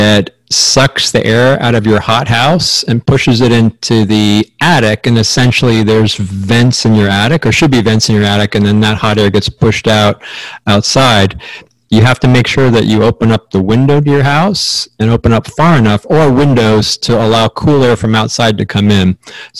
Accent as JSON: {"language": "English", "region": "Pennsylvania", "country": "United States", "tie": "born or raised there", "moved": "yes", "lives_now": "Arizona, United States", "said": "where I grew up in Pennsylvania, none of those homes had air conditioning back in the day."}